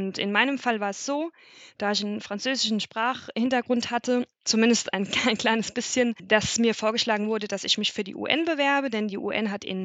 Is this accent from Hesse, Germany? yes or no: yes; Limburg an der Lahn, Hesse, Germany; ich bin 36 Jahre alt, ich komme ursprünglich aus der Nähe von Limburg an der Lahn